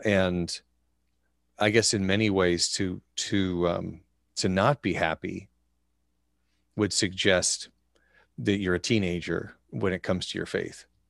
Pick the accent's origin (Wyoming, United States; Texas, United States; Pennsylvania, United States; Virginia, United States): Wyoming, United States; Growing up in Wyoming